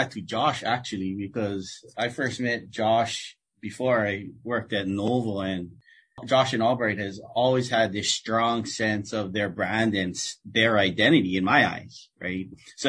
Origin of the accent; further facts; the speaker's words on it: Hawaii, United States; I'm native Hawaiian, I'm from Hawaii.